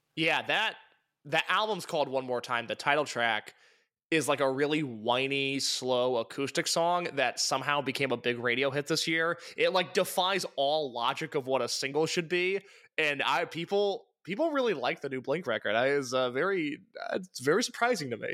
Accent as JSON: {"language": "English", "region": "Midwest", "country": "United States", "said": "I'm from the Midwest"}